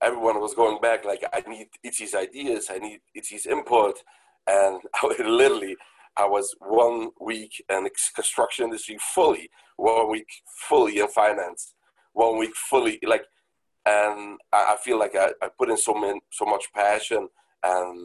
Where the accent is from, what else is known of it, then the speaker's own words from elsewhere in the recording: Rockland County, New York, United States; I've born, grew up in New York. My business is based in New York City, but I grew up in Rockland County in New York, very great place